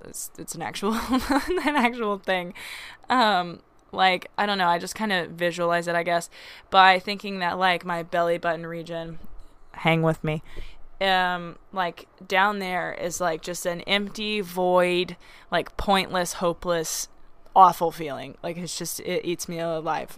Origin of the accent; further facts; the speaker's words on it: Arkansas, United States; growing up in Arkansas